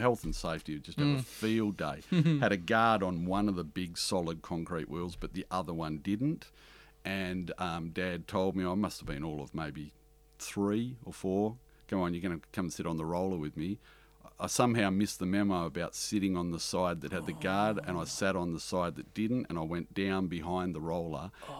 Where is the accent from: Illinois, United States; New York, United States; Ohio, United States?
Illinois, United States; Harvey; And the thing that I learnt the most growing up in Harvey from the Italian community is respect.